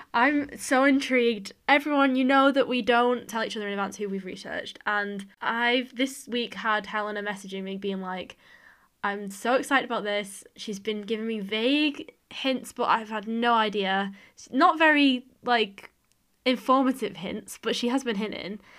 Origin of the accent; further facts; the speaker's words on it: Widnes, North West England, United Kingdom; my town is called Widnes